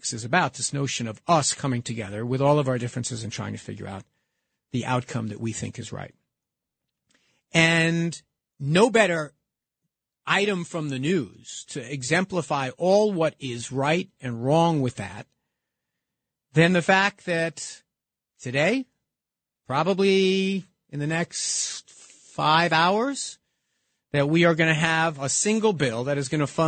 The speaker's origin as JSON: {"language": "English", "town": "New York City", "region": "New York", "country": "United States", "tie": "born or raised there", "said": "here in my hometown"}